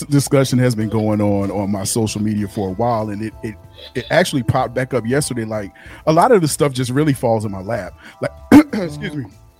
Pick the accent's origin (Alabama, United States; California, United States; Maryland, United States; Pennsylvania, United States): Pennsylvania, United States; Philadelphia; moved away; I'm originally from Philly